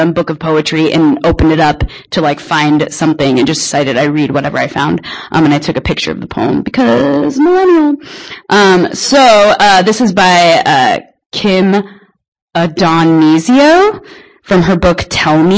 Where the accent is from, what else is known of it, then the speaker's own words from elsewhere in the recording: Spokane, Washington, United States; I'm from Spokane. I run a little shindig called Broken Mic